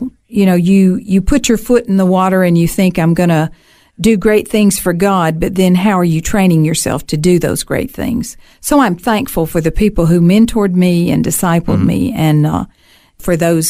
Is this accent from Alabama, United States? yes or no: yes; Alabama, United States; moved away as an adult; also born or lived in South Carolina, United States; now in Australia; I grew up in Alabama.